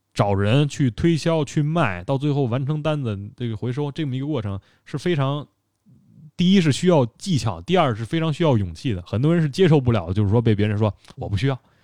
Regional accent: China; 我们中国人非常重视这个，呃，家庭文化

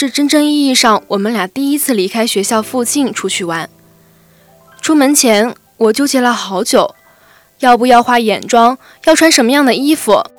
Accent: Shijiazhuang, Hebei, China; 啊，我是石家庄的，到厦门上学，华侨大学。

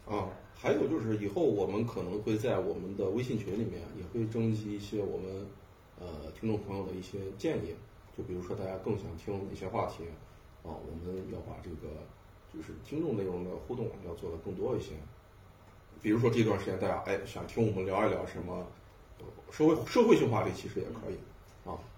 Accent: Xi'an, Shaanxi, China; 我是一个西安人

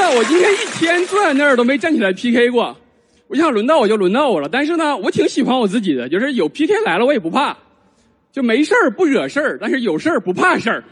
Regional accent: Northeast China, China; moved away; 地战选了我的老家，东北

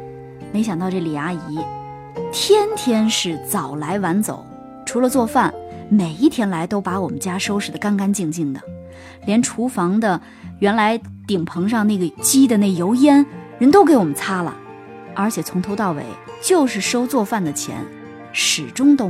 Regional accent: Hunan, China; 我们一家子都是从湖南来的，当然在这边住了很多年了，但实际上我们全家人还是都爱吃辣的

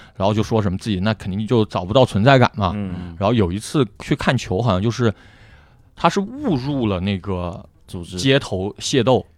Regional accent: Guangzhou, Guangdong, China; 我们广州人对花都没什么共鸣

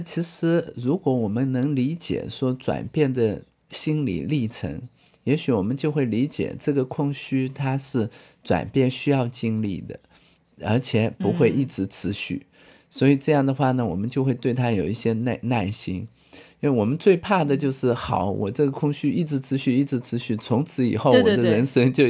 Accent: China; 人家我们中国人不是道道家都是讲嘛，有无相生

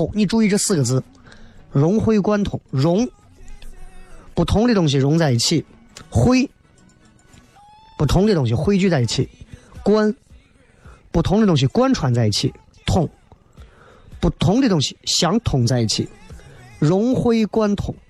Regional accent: China; 我最讨厌这句话，就是说动不动说我们中国人没有信仰

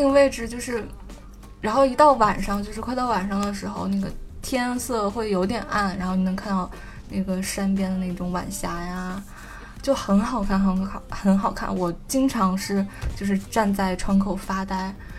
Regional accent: Northeast China, China; moved away; also born or lived in Shanghai; 我家就是东北的

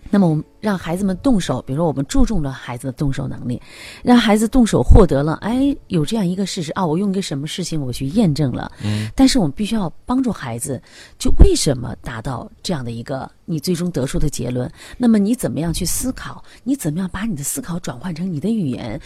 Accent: China; 我们中国人

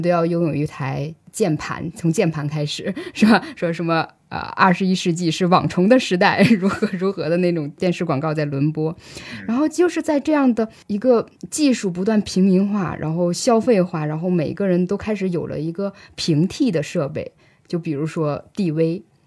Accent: Northeast China, China; 我从小在天寒地冻的这个东北长大

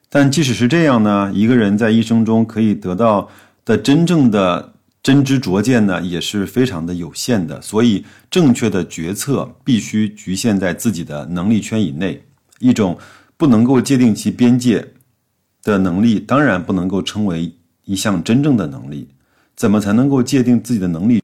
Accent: China; 我们中国人做事情相对是比较严谨和保守的

